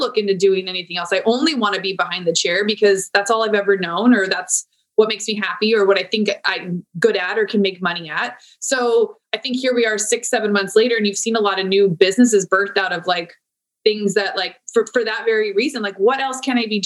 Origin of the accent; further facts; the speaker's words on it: San Diego, California, United States; I'm born and raised in San Diego